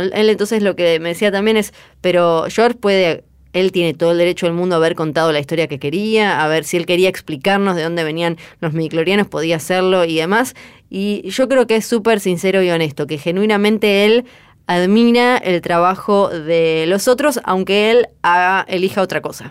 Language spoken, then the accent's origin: Spanish; Argentina; Yo soy de Argentina